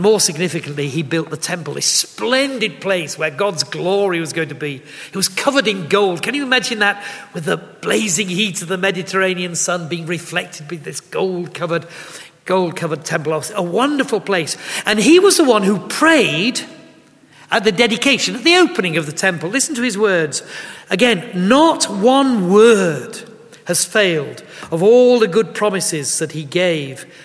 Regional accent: Yorkshire and the Humber, United Kingdom; as bluntly as a Yorkshireman can

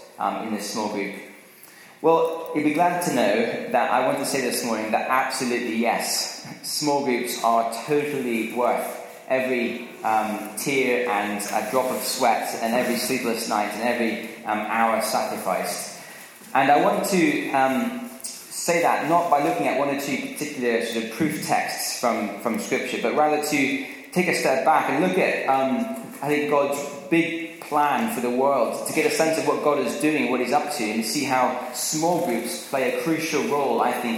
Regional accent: Scotland, United Kingdom; growing up in Scotland was I used to go and watch the rugby at Murrayfield

